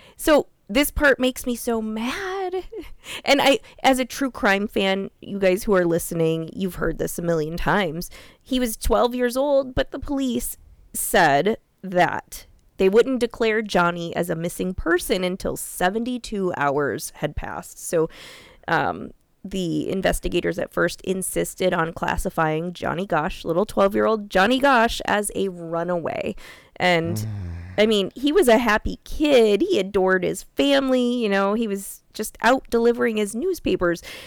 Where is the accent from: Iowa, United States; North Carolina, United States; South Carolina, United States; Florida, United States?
Iowa, United States; also born or lived in Des Moines; I'm born and raised in Iowa